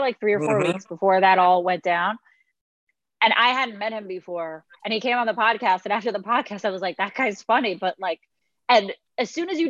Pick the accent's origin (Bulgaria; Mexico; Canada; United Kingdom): Mexico; moved away; I grew up in Mexico